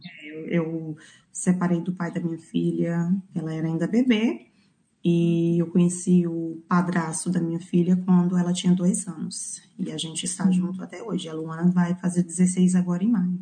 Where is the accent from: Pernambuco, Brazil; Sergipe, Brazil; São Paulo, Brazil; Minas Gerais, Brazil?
Minas Gerais, Brazil; Belo Horizonte; moved away as an adult; also born or lived in Nanuque, Minas Gerais; now in New Zealand; Eu sou de, nasci no interior de Minas, e Nanuque, mas criei, fui criada em Belo Horizonte